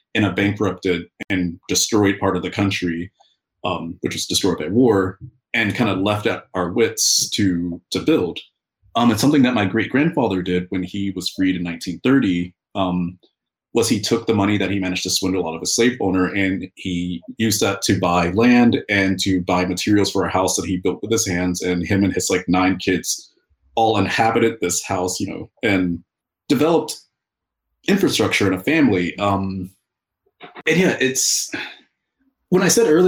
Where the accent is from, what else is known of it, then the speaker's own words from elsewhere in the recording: Alabama, United States; I'm from Alabama, which is a few states down, and we're within a region called the Black Belt